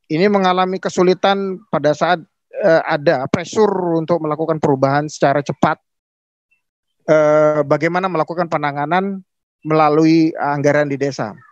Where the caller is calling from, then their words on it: East Kalimantan, Indonesia; Kami dari Kutai Timur, di Kalimantan hmm. Timur.